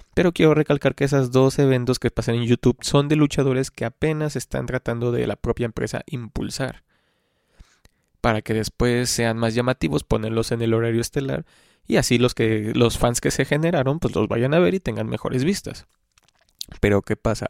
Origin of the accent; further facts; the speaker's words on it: Xalapa, Veracruz, Mexico; yo soy pues, de Jalapa, Veracruz